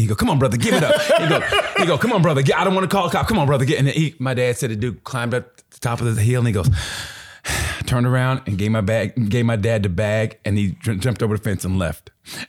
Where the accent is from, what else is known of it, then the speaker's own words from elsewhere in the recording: Muskogee, Oklahoma, United States; moved away; Grew up in Muskogee, Oklahoma. I'm literally an Okie from Muskogee.